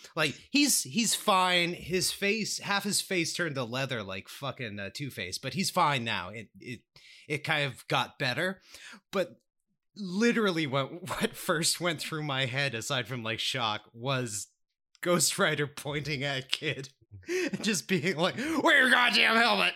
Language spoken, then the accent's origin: English; East Coast, Canada; I was born on the East Coast